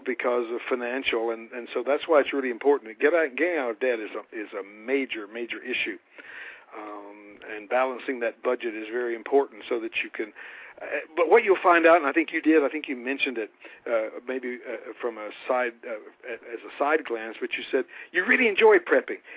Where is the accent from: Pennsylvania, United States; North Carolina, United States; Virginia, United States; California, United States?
North Carolina, United States; I am a country boy from North Carolina